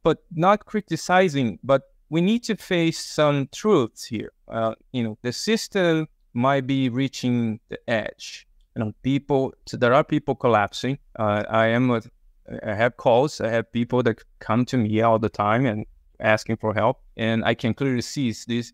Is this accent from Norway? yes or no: no; Brazil; moved away; I'm from Brazil.